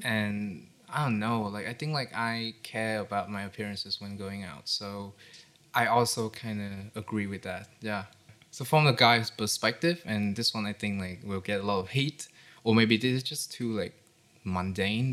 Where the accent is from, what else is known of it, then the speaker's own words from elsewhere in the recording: Haiphong, Vietnam; my hometown, which is in Haiphong